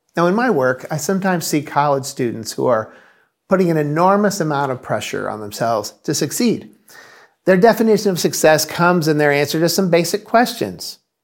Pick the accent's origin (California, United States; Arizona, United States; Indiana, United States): Indiana, United States; moved away as an adult; now in Massachusetts, United States; we're originally from the Midwest, from Indiana.